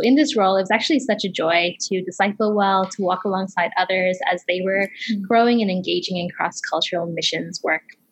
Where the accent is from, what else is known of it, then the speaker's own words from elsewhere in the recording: Toronto, Ontario, Canada; also born or lived in Kenya; I came when I was fairly young, but I still, half of my family is still in Kenya right now. So okay. I grew up in Toronto, Canada